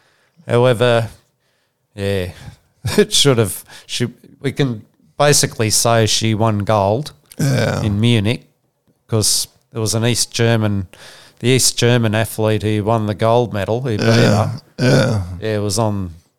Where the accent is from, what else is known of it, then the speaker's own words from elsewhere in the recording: Sydney, New South Wales, Australia; born there; So I was born in Sydney in 1943, and I'm a former Australian soccer player, coach, administrator, writer and broadcaster.